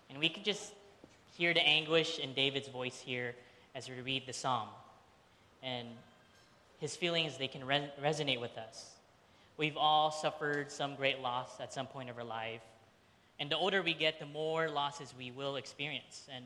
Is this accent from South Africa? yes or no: no; Philippines; And for the majority of Filipinos, I'm Filipino if you didn't know that, um, you were most likely Catholic. It just so happened my mom's side of the family, we were the 10% Protestant that were in the Philippines.